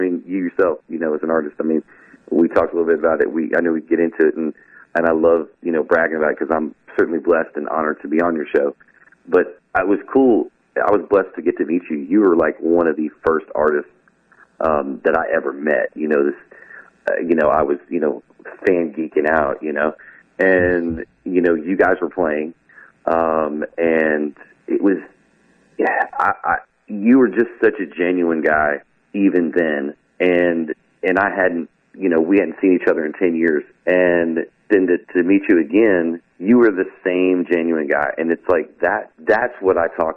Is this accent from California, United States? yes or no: no; Arkansas, United States; our show this weekend in Arkansas, which is what I consider my hometown show